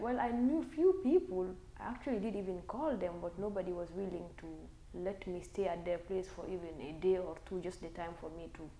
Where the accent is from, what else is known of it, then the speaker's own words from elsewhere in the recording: Guinea; moved away as an adult; now in United States; I'm from West Africa, Guinea. I moved to the US in 2014. Mm-hmm. It's been like about 5.5 years now.